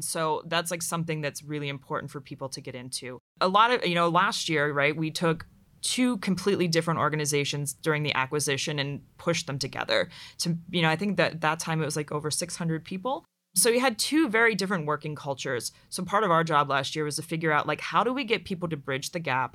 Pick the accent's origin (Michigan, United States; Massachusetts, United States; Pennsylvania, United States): Pennsylvania, United States; Pittsburgh; moved away as an adult; also born or lived in Dayton, Ohio; I grew up in Pittsburgh, Pennsylvania